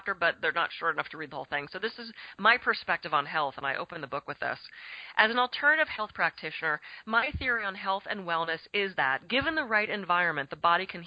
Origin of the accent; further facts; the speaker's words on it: Pittsburgh, Pennsylvania, United States; now in California, United States; I was raised in Pittsburgh. Grew up there.